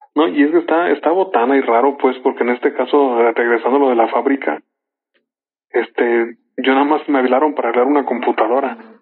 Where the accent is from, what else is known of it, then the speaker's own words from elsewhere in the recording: Mexico; somos mexicanos